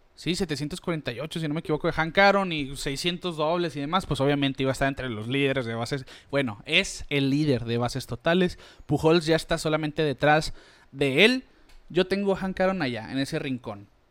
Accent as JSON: {"language": "Spanish", "country": "Mexico", "said": "nosotros como mexicanos"}